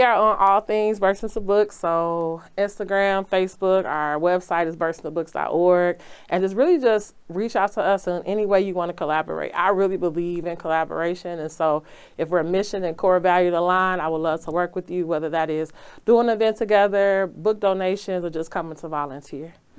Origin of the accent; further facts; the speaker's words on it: Chicago, Illinois, United States; I grew up in Auburn, Gresham.